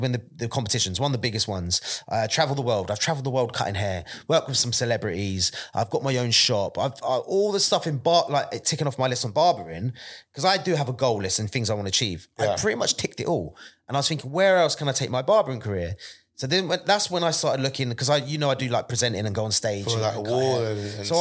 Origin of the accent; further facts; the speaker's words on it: Bedford, East of England, United Kingdom; Bedford, my hometown